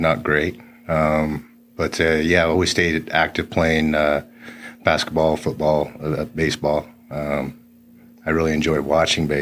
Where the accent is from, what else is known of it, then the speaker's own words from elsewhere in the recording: Phoenix, Arizona, United States; I was born at Good Sam here in Phoenix